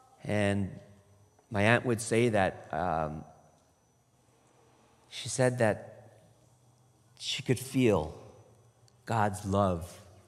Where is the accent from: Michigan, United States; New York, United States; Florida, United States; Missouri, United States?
Michigan, United States; also born or lived in Toronto, Canada; And I grew up in Michigan. And Toronto, Canada